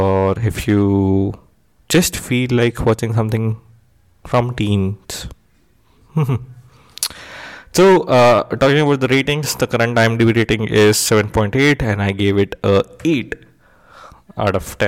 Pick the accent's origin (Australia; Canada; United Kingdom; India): India; me being Indian